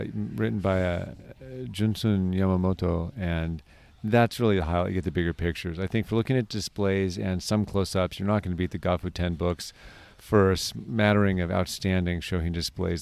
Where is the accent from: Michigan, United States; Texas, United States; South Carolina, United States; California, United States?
California, United States; as a Californian